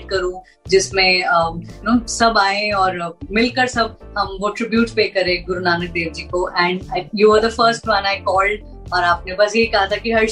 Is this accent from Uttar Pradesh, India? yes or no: no; Punjab, India; क्योंकि मैं पंजाबी हूँ मैं सरदारनी हूँ